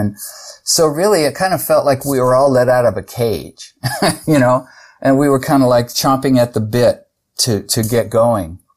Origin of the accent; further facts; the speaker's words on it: San Jose, California, United States; I grew up in San Jose, California